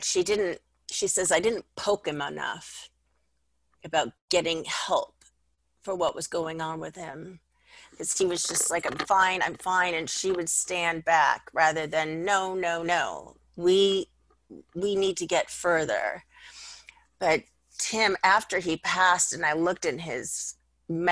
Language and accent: English; Los Angeles, California, United States; I grew up in North Hollywood, Studio City area. It would be called Valley Village now